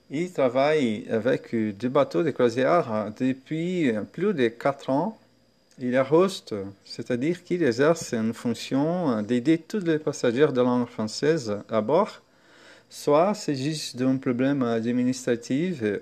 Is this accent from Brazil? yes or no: yes; Santos, São Paulo, Brazil; born there; French is a second language; moved away as an adult; Je suis brésilien, né à Santos, C'est une ville au bord de la mer près de São Paulo. J'ai 40 ans